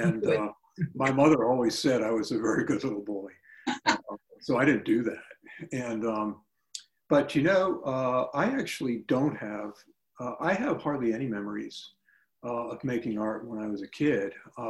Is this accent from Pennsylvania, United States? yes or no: yes; Pennsylvania, United States; moved away as an adult; also born or lived in New York City / Boston / New Hampshire; I was born in New York City, and my parents moved to Pennsylvania when I was about 5 and a half, so that's where I grew up. My parents are both from Laconia, New Hampshire.